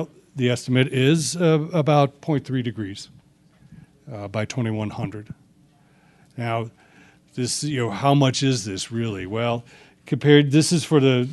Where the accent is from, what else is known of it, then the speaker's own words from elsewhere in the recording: United States; I'm an American